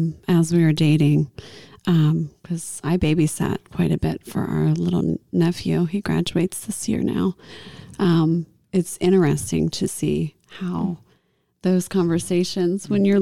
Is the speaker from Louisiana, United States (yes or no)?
no; Tennessee, United States; I'm from Tennessee, too.